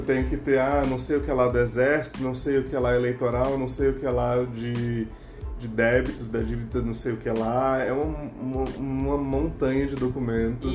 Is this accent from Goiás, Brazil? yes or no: yes; Anápolis, Goiás, Brazil; now in Brasília, Brazil; É, eu tô aqui em Brasília, mas eu não sou originalmente de Brasília. Eu sou de Anápolis, Goiás